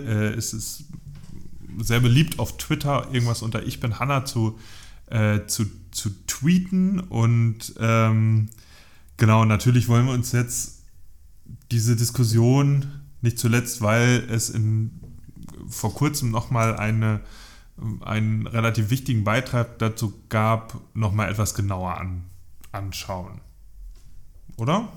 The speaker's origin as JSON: {"language": "German", "region": "Northern Germany", "country": "Germany", "said": "ich identifiziere mich ja als Norddeutscher"}